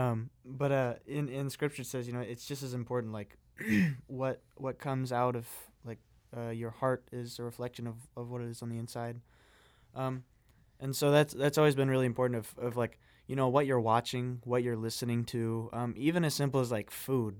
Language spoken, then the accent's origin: English; Greenville, Illinois, United States; moved away; my hometown, uh, which is really a small hometown, uh, in Illinois, uh, shout out to Greenville